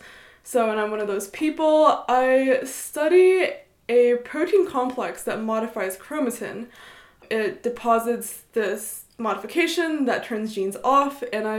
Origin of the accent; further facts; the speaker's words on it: Ithaca, New York, United States; moved away as an adult; now in Princeton, United States; I grew up in Ithaca.